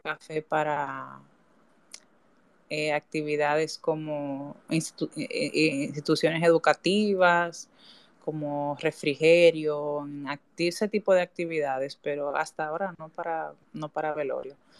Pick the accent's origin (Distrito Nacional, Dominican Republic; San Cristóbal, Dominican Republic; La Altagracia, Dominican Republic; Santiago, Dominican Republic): Santiago, Dominican Republic; Santiago de los Caballeros; Yo soy de Santiago